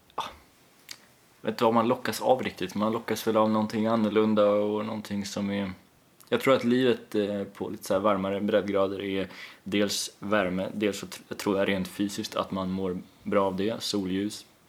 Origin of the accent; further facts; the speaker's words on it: Kalmar, Kalmar County, Sweden; moved away; also born or lived in Östersund / Gotland; största delen av min eh, uppväxt skedde där. Men samtidigt så eh, har jag också alltid varit eh, en liten outsider i Kalmar